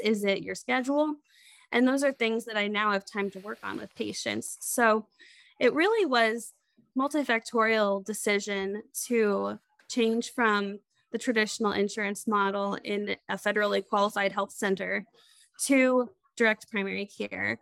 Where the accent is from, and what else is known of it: Crawfordsville, Indiana, United States; born or raised there; also born or lived in Lewisburg, West Virginia